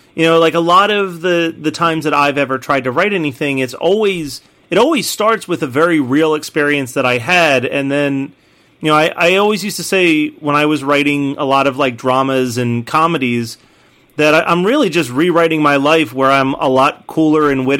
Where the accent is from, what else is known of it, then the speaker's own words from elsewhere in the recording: East Coast, United States; I also grew up on the East Coast